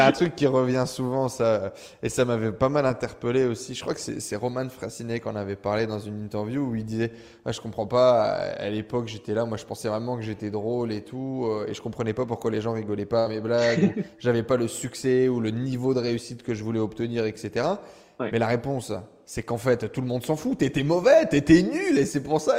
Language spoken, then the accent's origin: French; northern France, France; je viens du nord de la France